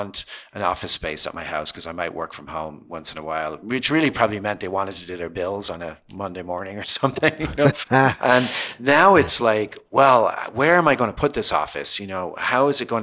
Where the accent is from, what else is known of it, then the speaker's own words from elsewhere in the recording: Ireland; moved away as an adult; now in Los Angeles, United States; I grew up in Ireland and pretty modest background.